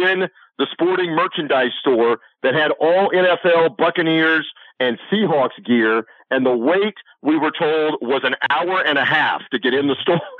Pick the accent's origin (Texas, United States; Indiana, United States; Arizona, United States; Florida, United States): Florida, United States; I'm from Florida.